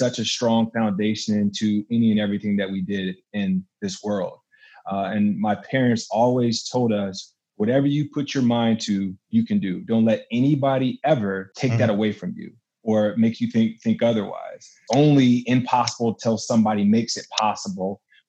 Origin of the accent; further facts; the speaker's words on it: Fayetteville, North Carolina, United States; moved away; I'm from Fayetteville, North Carolina originally. Love Carolina, Southern boy for sure